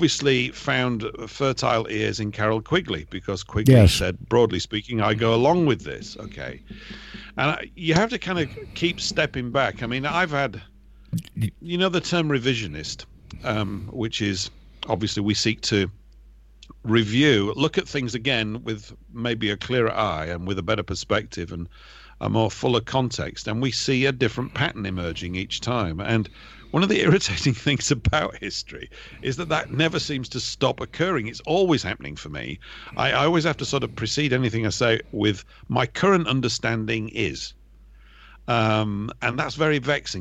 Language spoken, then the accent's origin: English; United Kingdom; me probably being a Brit